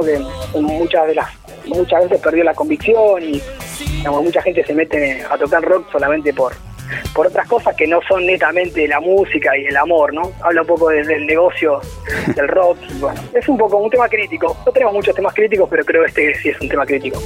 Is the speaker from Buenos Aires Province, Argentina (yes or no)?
yes; Avellaneda, Buenos Aires Province, Argentina; nosotros en verdad somos de, somos de Avellaneda, que está al lado de Capital